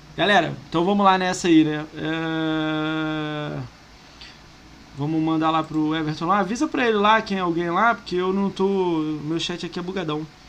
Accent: Rio de Janeiro, Brazil; eu sou do Rio

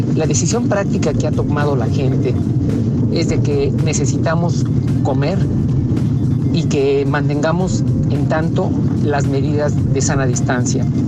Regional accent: Mexico; como muchos mexicanos

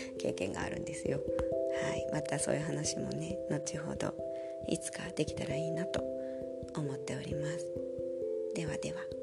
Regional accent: Japan; first language Japanese; moved away as an adult; now in Germany; 日本語って母国語

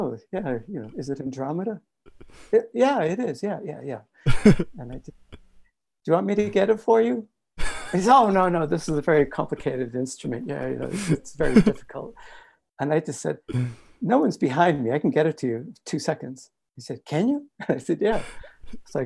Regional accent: Cambridge, Massachusetts, United States; moved away; I grew up in Cambridge, Massachusetts, and near Boston

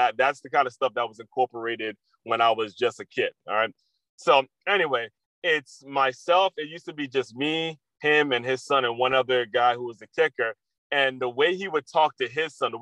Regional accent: Silver Spring, Maryland, United States; I grew up in Silver Spring, Maryland

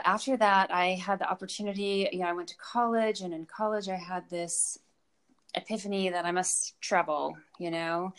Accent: Alaska, United States; now in Aspen, United States; I grew up in a very rural area of Alaska

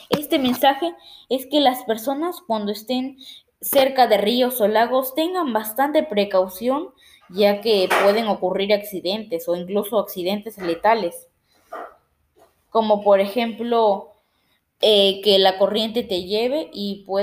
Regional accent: Peru; ayudan a que pueda difundir la diversidad cultural de acá en mi país de Perú

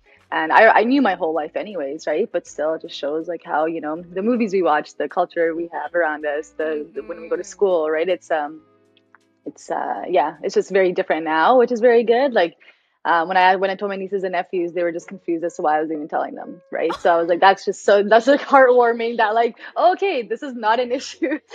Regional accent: Edmonton, Alberta, Canada; moved away; I was born and raised in Edmonton

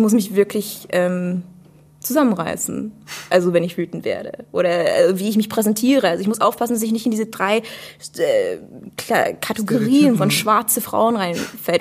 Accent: United States; now in Germany; komme eigentlich aus der USA und studiere jetzt hier.

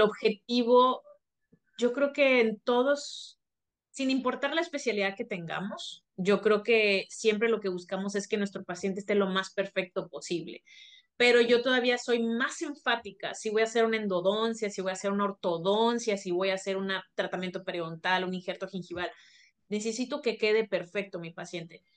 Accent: Mexico; also born or lived in Monterrey, Nuevo León; somos mexicanos

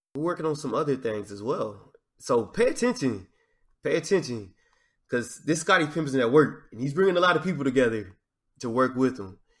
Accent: Arkansas, United States; accent: Southern drawl; especially growing up in Arkansas, because in Arkansas, you learn how to talk trash at an early age.

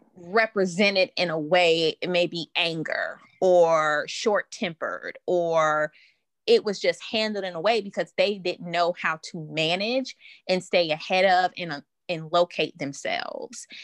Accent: New Orleans, Louisiana, United States; I'm from New Orleans

